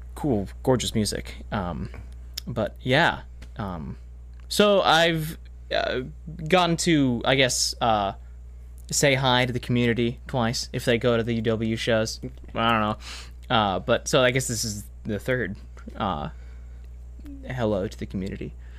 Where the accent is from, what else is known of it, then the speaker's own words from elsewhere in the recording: Massachusetts, United States; moved away as an adult; now in Madison, United States; I'm from Massachusetts, uh, where I did school and was raised and born